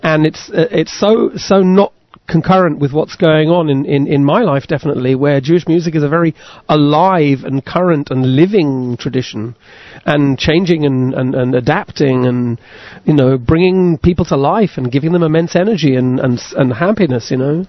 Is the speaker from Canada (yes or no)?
no; United Kingdom; I come from Britain